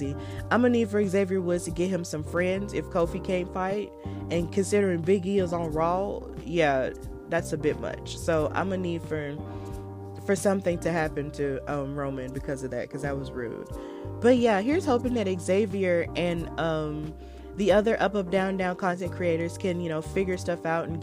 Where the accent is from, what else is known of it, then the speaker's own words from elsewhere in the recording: Birmingham, Alabama, United States; I'm from Birmingham. So Birmingham is in Jefferson County. That's in like the central part of Alabama.